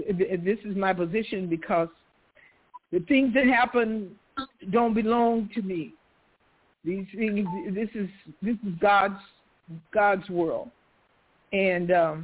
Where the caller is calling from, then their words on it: Stockton, California, United States; Stockton, California.